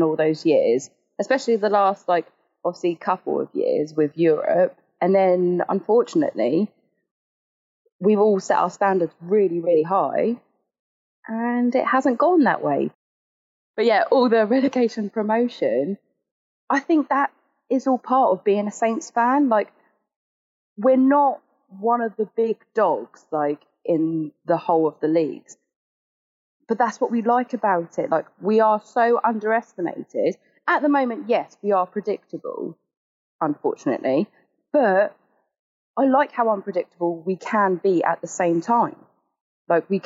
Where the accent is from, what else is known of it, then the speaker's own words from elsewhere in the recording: Eastleigh, South East England, United Kingdom; I'm from Eastleigh